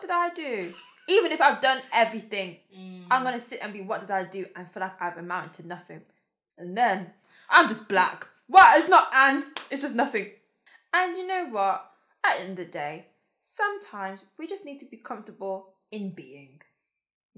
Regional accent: United Kingdom; Then it's about being British

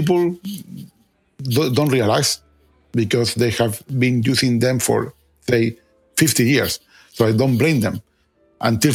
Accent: Chile; moved away; I'm originally from Chile

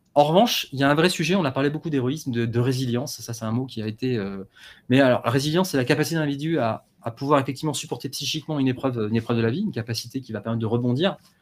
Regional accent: Paris, Île-de-France, France; je suis parisien

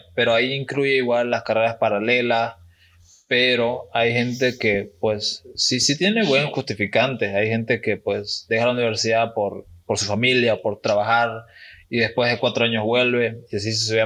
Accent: eastern Bolivia, Bolivia; somos bolivianos

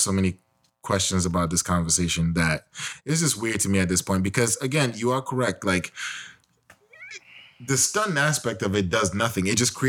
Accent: United States; also born or lived in Nigeria; I come from America.

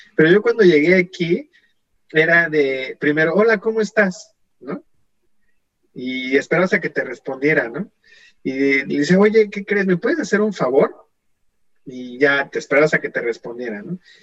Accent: Mexico; now in Canada; soy mexicano

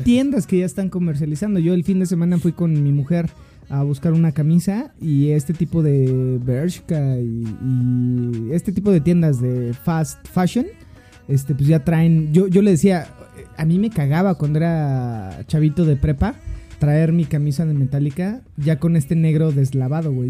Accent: Cuautitlán Izcalli, State of Mexico, Mexico; accent: chilango; now in Mexico City, Mexico; tengo un acento muy chilango. Eh, yo soy del Estado de México, de la hermana República de Cuauhtlán Cali.

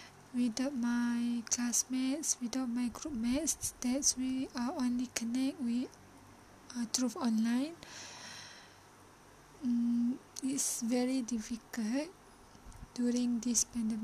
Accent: Malaysia; my hometown is in Felda area

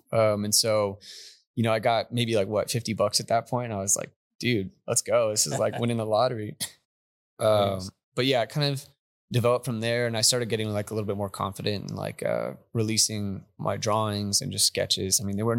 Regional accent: New Mexico, United States; now in Texas, United States; No, I'm from New Mexico actually.

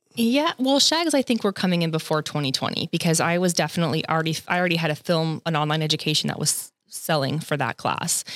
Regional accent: Los Angeles County, Southern California, United States; I'm second generation Southern California, born and raised

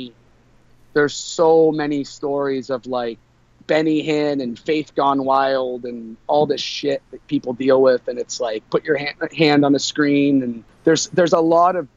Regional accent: a small town outside of Tampa, Florida, United States; also born or lived in Long Island, New York; I did grow up in Florida. I was born in Long Island, New York, to 23, 24-year-old parents.

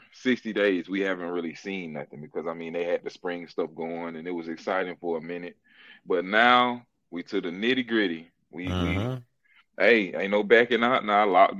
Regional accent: Florida, United States; growing up in Florida

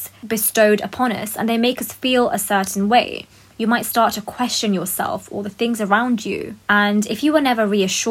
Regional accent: United Kingdom; I love that I'm a British Pakistani woman

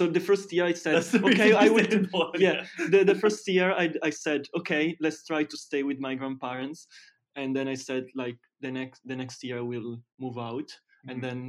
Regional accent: Piacenza, Emilia-Romagna, Italy; also born or lived in Bologna; I come from Italy. I live near Milan, in Piacenza, which is not very famous. Half an hour far from Milan.

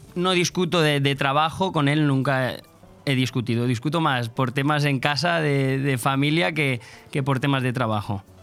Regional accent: Polop, Valencian Community, Spain; yo soy de Polop

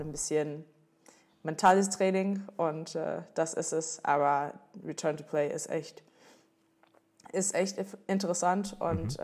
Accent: Washington, District of Columbia, United States; German is a second language; moved away as an adult; also born or lived in North Carolina; now in Cologne, Germany; ursprünglich natürlich komme ich aus, aus den Staaten. Ähm, ich bin in North Carolina geboren, bin, bin in DC aufgewachsen, Washington DC

